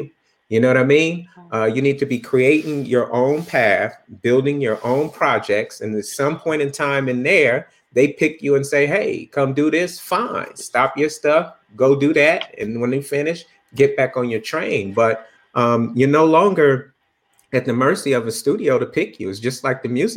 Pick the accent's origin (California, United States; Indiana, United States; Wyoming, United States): California, United States; Bakersfield; moved away as an adult; also born or lived in Los Angeles; I grew up in Bakersfield